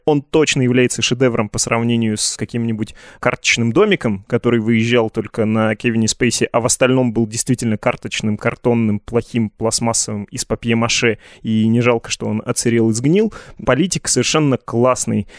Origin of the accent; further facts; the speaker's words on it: Yekaterinburg, Sverdlovsk Oblast, Russia; Я из Екатеринбурга